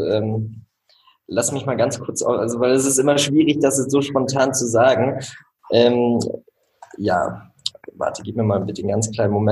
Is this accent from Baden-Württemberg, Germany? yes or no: no; Rostock, Mecklenburg-Vorpommern, Germany; moved away; ich wohne jetzt in Rostock, meiner Heimatstadt, äh, wollte auch immer wieder hierher zurück. Aber wenn du über zehn Jahre äh, im Ausland gelebt hast